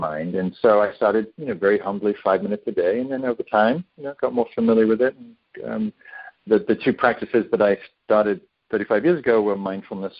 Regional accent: the north of England, United Kingdom; moved away as an adult; also born or lived in London; now in Northern California, United States; I grew up in England in the north, and I moved to London

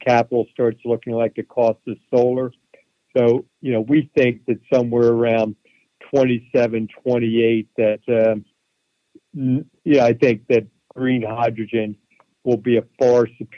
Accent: Philadelphia, Pennsylvania, United States; I grew up in Philadelphia

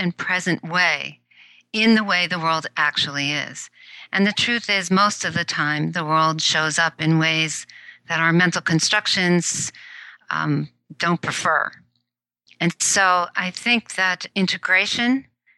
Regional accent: New York City, New York, United States; also born or lived in Tokyo, Japan; now in Silicon Valley, United States; I did grow up in the New York City area

